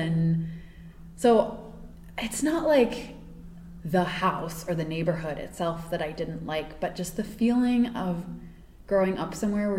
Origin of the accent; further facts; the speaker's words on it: East Coast, United States; And I grew up on the East Coast. I've always lived there.